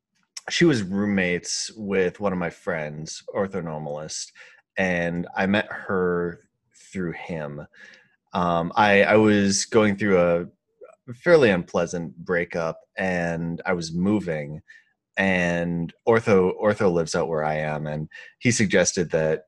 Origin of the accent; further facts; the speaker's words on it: Midwest, United States; And I'm from the Midwest, and the idea of imposing on somebody else is just abhorrent to me.